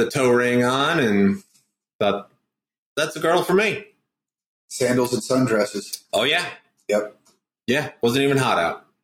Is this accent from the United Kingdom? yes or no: no; New Fairfield, Connecticut, United States; moved away; I grew up in New Fairfield, Connecticut. The great Yankeeville.